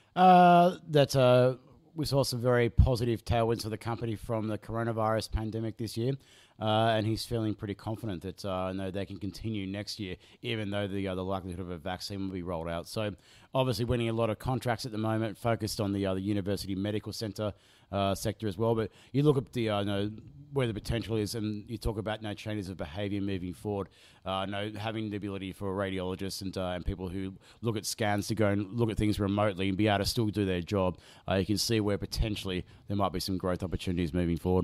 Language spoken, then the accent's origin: English; Australia; we used to have an Ampol, uh, in my local Hootie and Linfield where I grew up